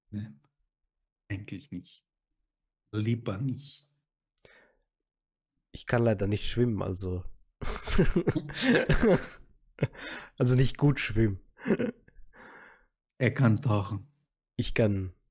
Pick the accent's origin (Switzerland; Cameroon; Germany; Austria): Austria; Ich bin doch hier mit Bildung also. aufgewachsen in Österreich.